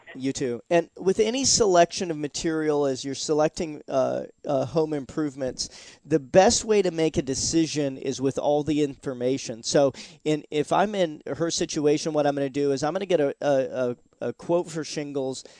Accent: Seattle, Washington, United States; now in Florida, United States; I'm originally from Seattle, Washington, and we had Woodshake roofs. In fact, the very first roof I ever put on when I was 12 years old was a Woodshake roof.

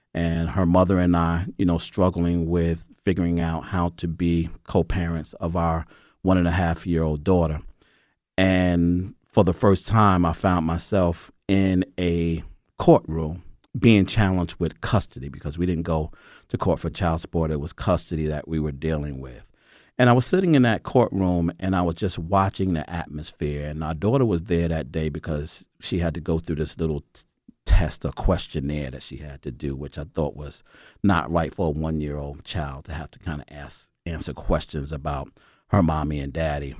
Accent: New York, United States; moved away as an adult; now in Atlanta, United States; I'm from New York

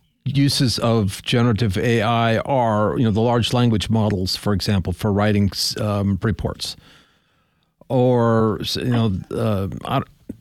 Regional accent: Montana, United States; I grew up in Montana.

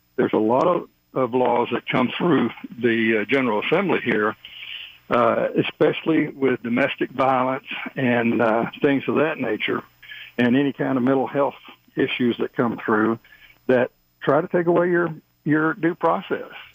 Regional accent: Texas, United States; moved away; I'm originally from Texas

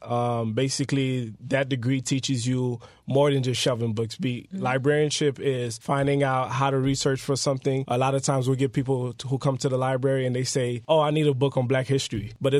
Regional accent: North Miami, Florida, United States; also born or lived in Port-au-Prince, Haiti; so I was born in Haiti. I was born in Port-au-Prince. I came over to the United States when I was 6 years old. So I was raised here in America in the best city, as we call it, North Miami. Best district, District 4.

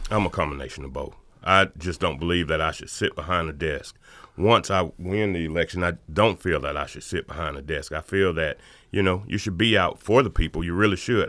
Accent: Athens, Georgia, United States; this is my hometown

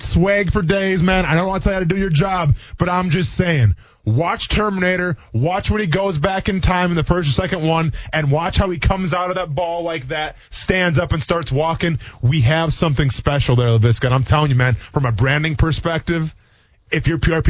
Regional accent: Wisconsin, United States; moved away; I'm from Wisconsin.

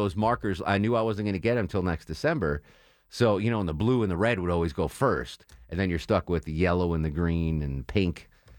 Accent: Connecticut, United States; So where I grew up, I grew up in a small town in Connecticut.

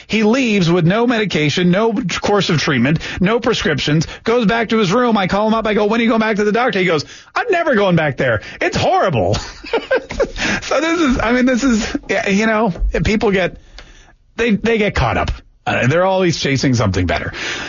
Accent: Canada; born there; a lot of you know I was born in Canada

